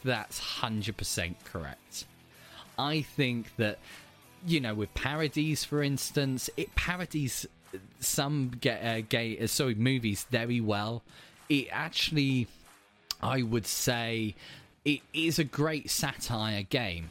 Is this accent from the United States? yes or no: no; England, United Kingdom; I'm from a city that used to be the capital of England, so we get a lot of tourists